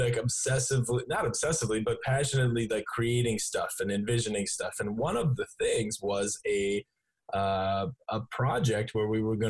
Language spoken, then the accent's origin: English; North Dakota, Minnesota, Midwest, United States; I grew up in North Dakota, Minnesota.